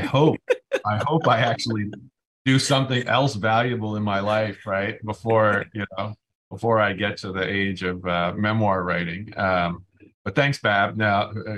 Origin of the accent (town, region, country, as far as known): New Haven, Connecticut, United States; born or raised there